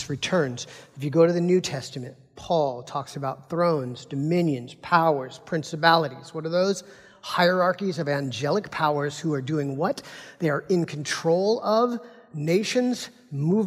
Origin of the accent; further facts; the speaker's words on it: United States; as American Christians, we're Americans